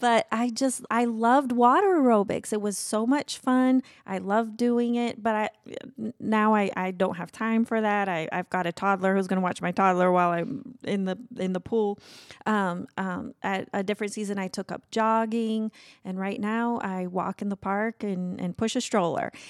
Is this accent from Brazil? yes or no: yes; Brazil; moved away as an adult; my life growing up in Brazil